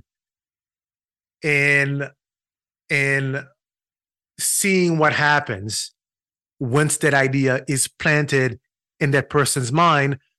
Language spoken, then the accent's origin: English; Haiti; moved away as an adult; also born or lived in Brooklyn, New York; now in United States; I was born and raised in Haiti. I spent 18 years in Haiti.